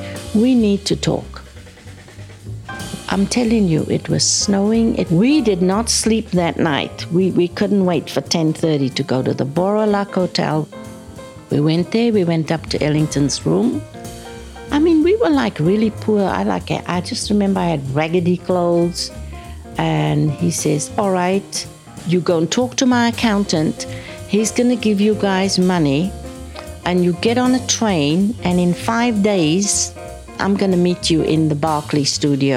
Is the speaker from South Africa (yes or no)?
yes; South Africa; moved away as an adult; I'm from South Africa.